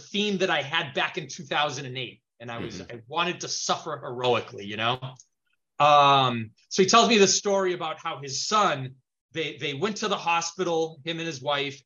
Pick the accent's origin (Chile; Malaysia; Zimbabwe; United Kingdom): Chile; now in United States; I speak Spanish. I was born in Chile, mm-hmm. So I speak Spanish.